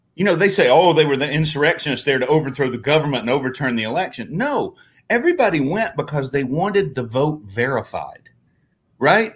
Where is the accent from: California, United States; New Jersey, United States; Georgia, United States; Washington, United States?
California, United States; I was from California